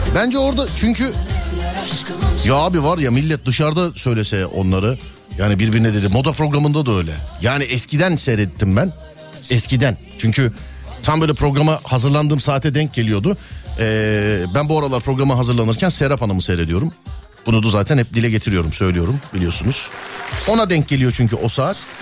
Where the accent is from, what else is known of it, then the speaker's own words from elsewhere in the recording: Istanbul, Turkey; biz İstanbullu olarak yabani hayata birazcık yabaniyiz.